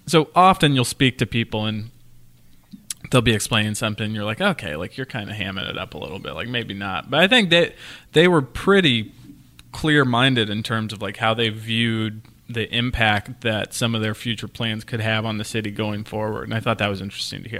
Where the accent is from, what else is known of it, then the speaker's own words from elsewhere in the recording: United States; now in Providence, United States; from my hometown to the Kansas City airport, that's like an hour, fifteen minutes